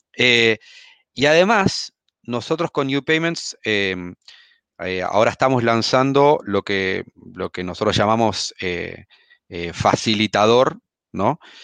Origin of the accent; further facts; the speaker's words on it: Argentina; accent: Argentine; moved away as an adult; also born or lived in United States; now in Chile; como habrán notado por mi acento, soy argentino, si bien vivo en Chile hace, hace algunos años